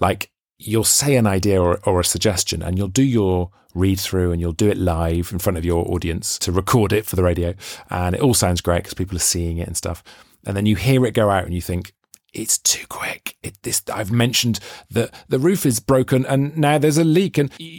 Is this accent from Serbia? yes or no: no; Wales, United Kingdom; because as a Welshman, you can obviously hear I don't sound very Welsh, but I've always been obsessed with this idea that Welsh, a sense of Welsh identity is really connected with the accent. And I read that really annoys me because I don't have a Welsh accent, but I feel really Welsh.